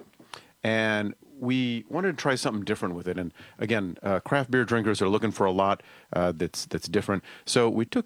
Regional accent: Hawaii, United States; also born or lived in Seattle; now in Mendocino County, United States; I grew up in Hawaii

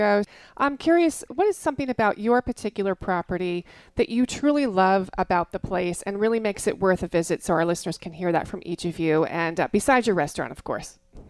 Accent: New York, United States; I am a New Yorker through and through

